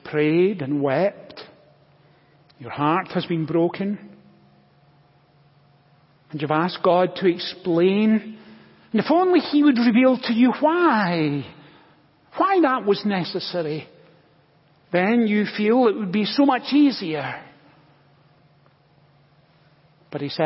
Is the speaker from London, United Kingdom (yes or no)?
no; Scotland, United Kingdom; now in United States; When I was growing up in Scotland, I was one of five children.